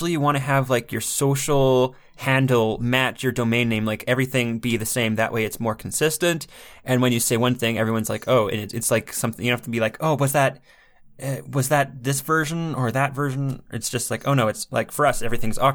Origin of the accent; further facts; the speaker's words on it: Canada; I'm Canadian